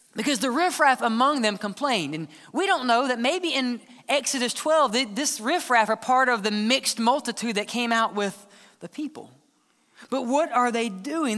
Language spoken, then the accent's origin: English; Mississippi, United States; I'm from Mississippi